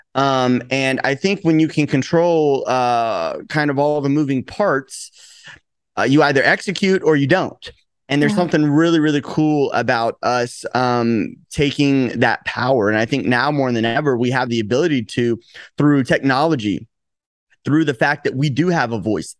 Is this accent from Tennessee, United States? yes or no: yes; Chattanooga, Tennessee, United States; now in Los Angeles, United States; I'm originally from Tennessee